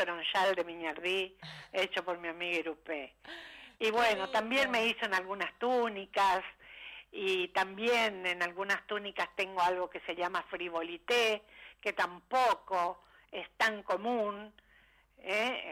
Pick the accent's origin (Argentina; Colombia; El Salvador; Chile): Argentina; Corrientes; moved away